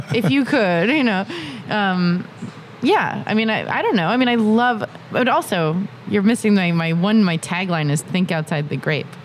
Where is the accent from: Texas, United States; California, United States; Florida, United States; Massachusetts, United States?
Massachusetts, United States; I'm like from Massachusetts